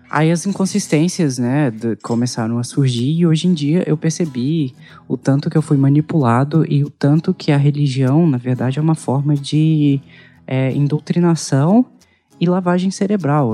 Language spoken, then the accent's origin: Portuguese; Anápolis, Goiás, Brazil; also born or lived in São Miguel do Araguaia / Inhumas; A gente era católico, a gente cresceu em Anápolis, eu, eu, sou, eu nasci em Anápolis